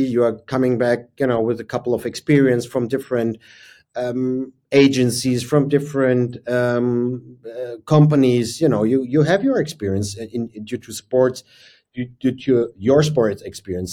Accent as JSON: {"language": "English", "region": "Berlin", "country": "Germany", "tie": "born or raised there", "said": "my hometown is and was Berlin at that time"}